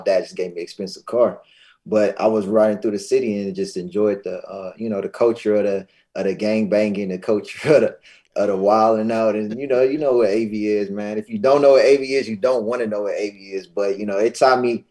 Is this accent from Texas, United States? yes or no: no; Lancaster, California, United States; I grew up in Lancaster